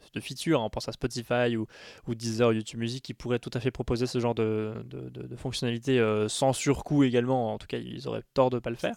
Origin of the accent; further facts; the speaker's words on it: France; chez nous en France